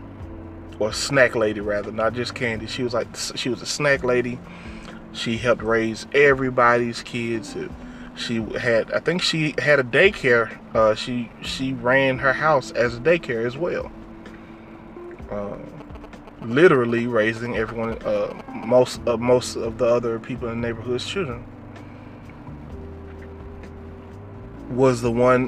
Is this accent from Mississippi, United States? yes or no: yes; Crystal Springs, Mississippi, United States; the house that I grew up in Crystal Springs